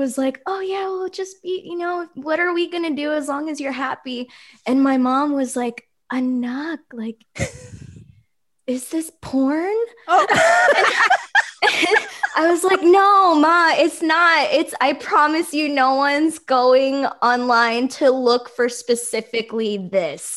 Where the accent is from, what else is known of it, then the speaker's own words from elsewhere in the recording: Oakland, California, United States; I grew up here too, and there are so many Filipinos